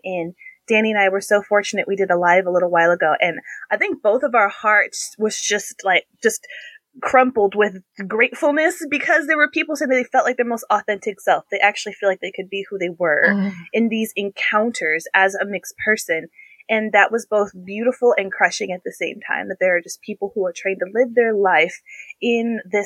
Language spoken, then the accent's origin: English; Albuquerque, New Mexico, United States; I grew up a lot in Albuquerque